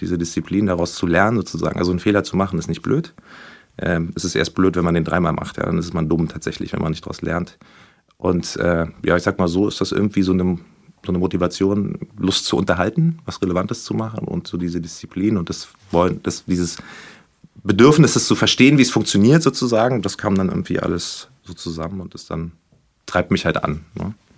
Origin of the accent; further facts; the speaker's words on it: Berlin, Germany; Ich komme hier aus Berlin. Ich bin sogar hier um die Ecke aufgewachsen